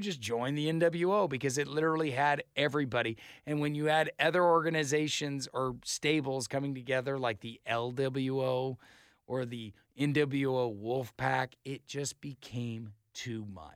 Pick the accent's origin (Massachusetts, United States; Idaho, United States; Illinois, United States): Idaho, United States; I'm from Idaho